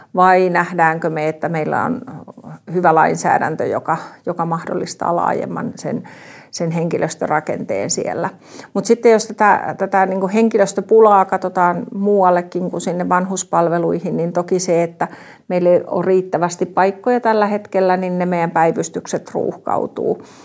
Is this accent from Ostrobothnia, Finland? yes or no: no; Tampere, Pirkanmaa, Finland; also born or lived in Ikaalinen; muutin Ikaalisista takaisin kotiin Tampereelle